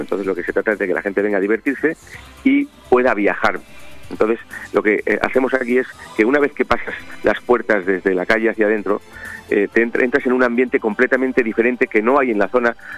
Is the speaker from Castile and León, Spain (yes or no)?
no; Benidorm, Valencian Community, Spain; Como buenos benidormenses, somos, somos creyentes y seguidores